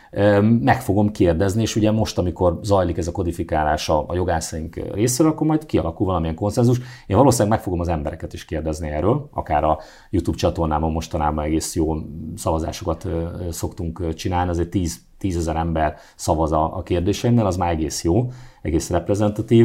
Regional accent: Szeged, Csongrád-Csanád, Hungary; a kis szobámban, a Szegedi lakótelepen

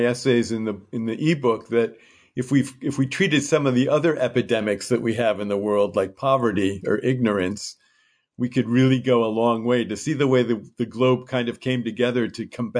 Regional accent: Piedmont, California, United States; And there were a few precious moments when my hometown, Piedmont, and Kyoto became one and the same.

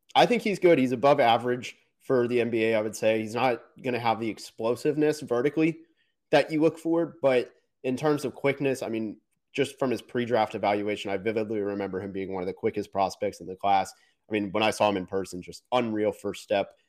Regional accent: Orlando, Florida, United States; I was born in Orlando

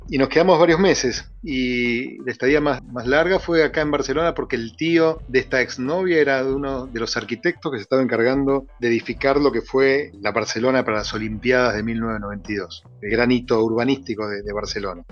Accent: Buenos Aires, Argentina; now in Catalonia, Spain; Yo soy de Buenos Aires, soy porteño.

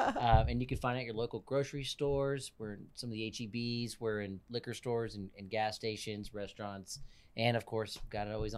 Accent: Killeen, Texas, United States; So I'm originally from Killeen.

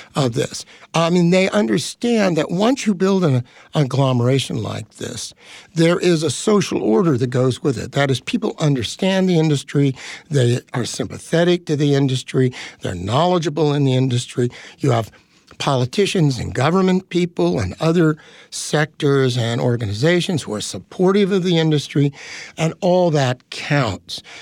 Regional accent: Bay Area, California, United States; I grew up in the Bay Area

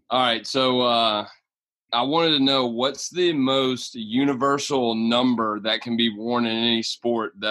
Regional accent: Mississippi, United States; I'm from Mississippi.

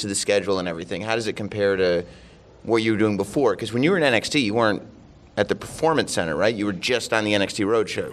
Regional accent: Westchester County, New York, United States; my hometown

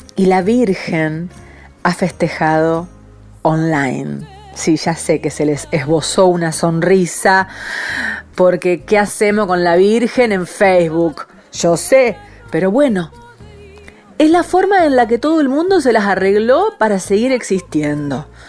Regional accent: San Nicolás de los Arroyos, Buenos Aires Province, Argentina; yo nací en San Nicolás

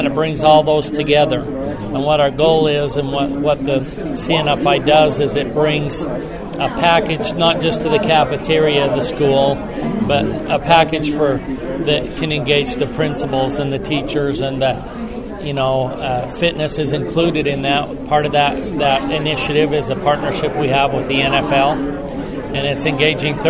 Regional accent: Midway, Utah, United States; I'm from Midway, Utah

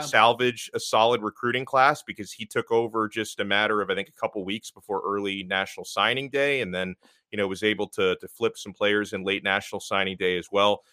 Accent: Miami, Florida, United States; born or raised there

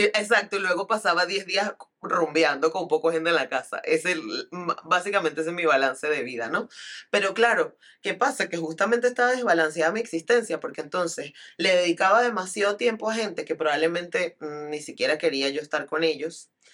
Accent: Venezuela; viniendo de una sociedad como la venezolana y como la latinoamericana

